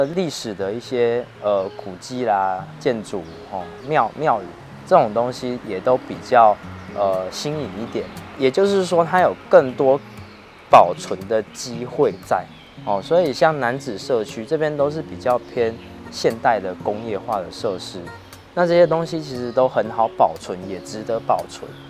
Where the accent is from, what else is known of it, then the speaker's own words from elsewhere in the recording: Tainan, Taiwan; 广义的台南都是我的家乡。